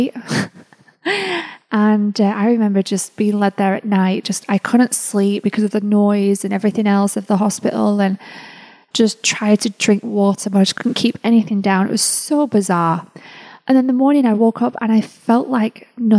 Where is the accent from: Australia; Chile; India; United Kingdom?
United Kingdom; England; moved away as an adult; now in United States; the time came for me to leave England and move over to the United States.